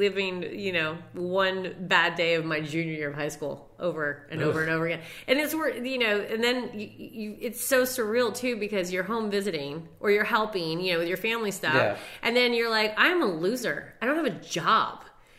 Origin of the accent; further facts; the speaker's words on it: Castine, Maine, United States; moved away; my hometown in Castine, Maine